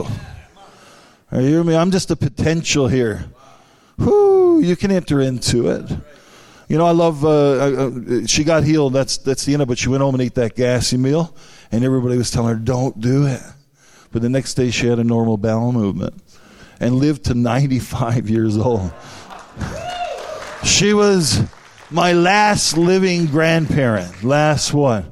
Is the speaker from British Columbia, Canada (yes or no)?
no; St. Anthony, Newfoundland and Labrador, Canada; I'm from Newfoundland, the northern part, amen. Was born in St. Anthony.